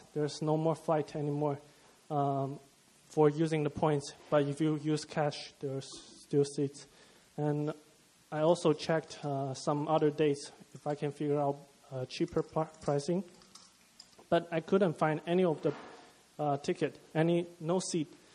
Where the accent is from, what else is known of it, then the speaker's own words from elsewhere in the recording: China; moved away as an adult; from China.